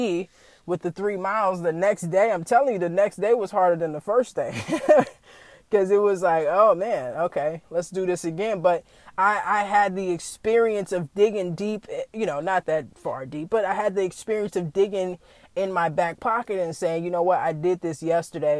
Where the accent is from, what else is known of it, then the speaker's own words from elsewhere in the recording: the South, United States; I was raised in the South